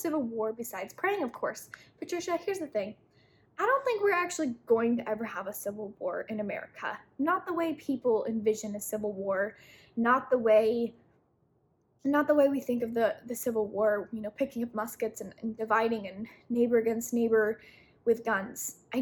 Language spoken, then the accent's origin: English; Utah, United States; I was raised in Utah, which is very prepper mind frame.